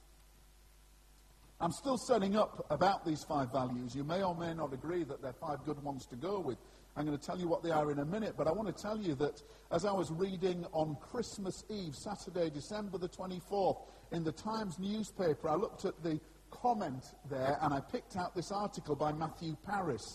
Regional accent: Scarborough, Yorkshire and the Humber, United Kingdom; that's my hometown, Scarborough

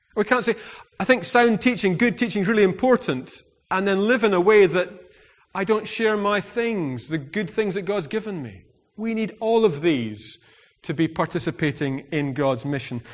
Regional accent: United Kingdom; I'm very British

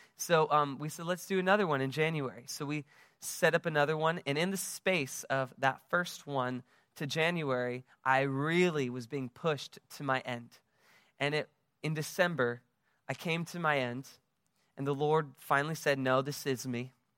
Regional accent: United States; now in West Palm Beach, United States; I am from the United States, as you can tell from my accent

